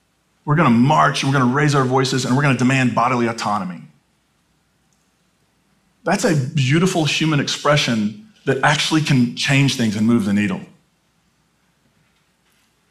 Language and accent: English; United States